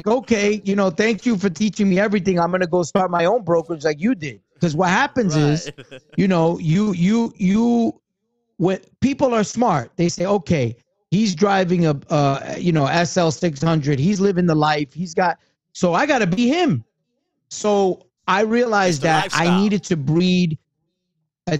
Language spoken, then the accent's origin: English; New York City, New York, United States; also born or lived in Tampa Bay area; I grew up in Brooklyn